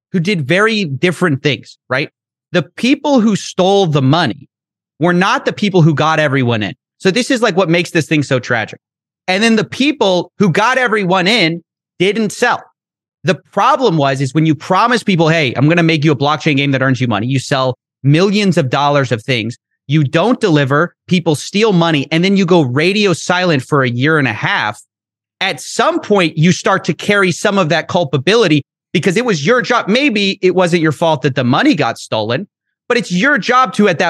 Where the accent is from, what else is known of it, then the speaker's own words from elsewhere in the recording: Texas, United States; I'm from Texas.